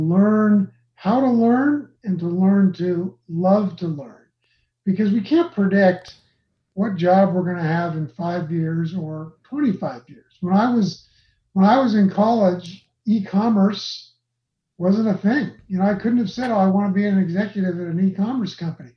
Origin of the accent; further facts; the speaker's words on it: Los Angeles, California, United States; now in Utah, United States; I grew up in Los Angeles going to Dodger games